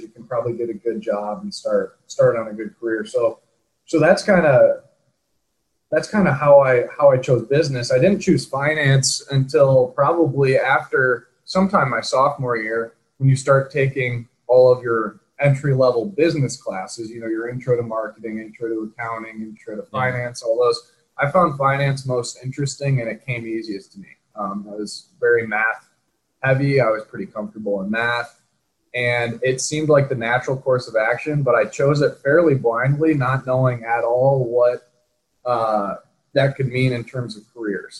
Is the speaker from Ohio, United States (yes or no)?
no; Michigan, United States; moved away as an adult; also born or lived in Utah; I grew up in Michigan.